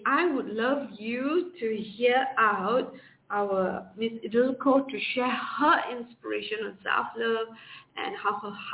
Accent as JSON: {"language": "English", "country": "Malaysia", "said": "I'm from Malaysia."}